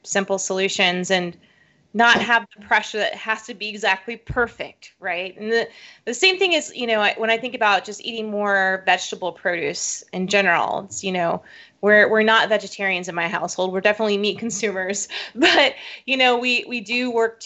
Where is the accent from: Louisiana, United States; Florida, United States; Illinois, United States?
Florida, United States; South; I grew up in South Florida, and so in my hometown, we had an annual watermelon festival